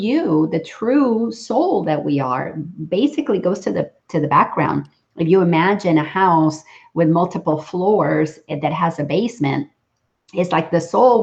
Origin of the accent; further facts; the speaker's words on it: Dominican Republic; now in Atlanta, United States; I grew up in the Dominican Republic